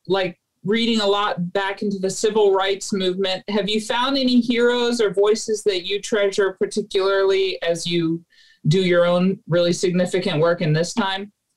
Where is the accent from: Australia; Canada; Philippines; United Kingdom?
Philippines; moved away; I grew up in the Philippines